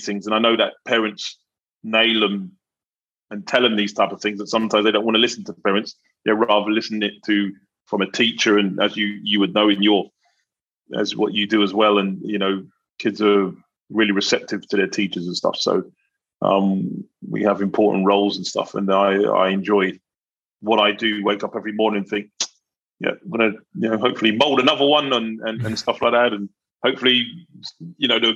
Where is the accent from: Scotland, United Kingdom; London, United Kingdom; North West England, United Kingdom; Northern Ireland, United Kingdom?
London, United Kingdom; I grew up in South London